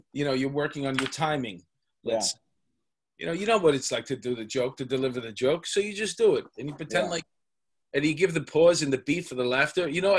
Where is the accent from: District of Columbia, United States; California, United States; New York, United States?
New York, United States; New York City; I grew up in Queens, in Astoria.